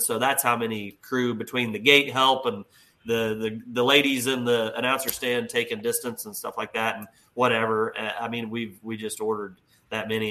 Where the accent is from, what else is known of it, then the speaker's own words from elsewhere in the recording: Hopkins, Missouri, United States; my hometown of Hopkins, Missouri, which is right across the line